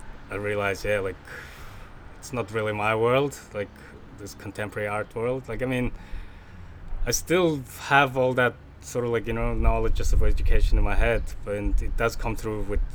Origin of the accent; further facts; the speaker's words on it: Mongolia; moved away as an adult; now in Australia; born and raised in Mongolia